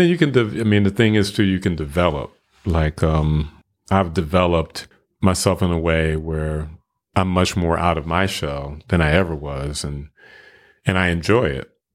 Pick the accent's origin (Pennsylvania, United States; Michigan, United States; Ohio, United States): Michigan, United States; Flint; now in Memphis, United States; I'm originally from Flint, Michigan